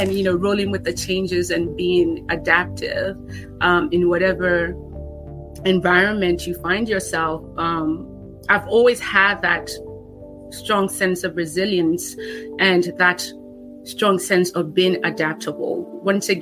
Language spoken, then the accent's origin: English; Nigeria; now in United States; Growing up in Nigeria, experiencing, you know, a level of difficulty and hardship